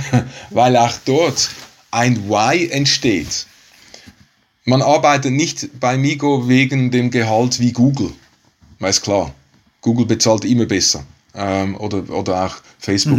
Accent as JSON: {"language": "German", "country": "Switzerland", "said": "als Schweizer"}